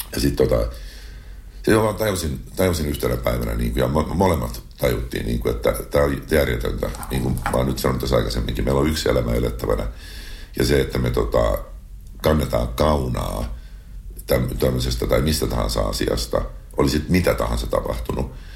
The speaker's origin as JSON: {"language": "Finnish", "country": "Finland", "also_born_or_lived": "Los Angeles, United States / China", "moved": "yes", "said": "Saada olla mun kotimaassa, nauttia suomalaisesta kesästä"}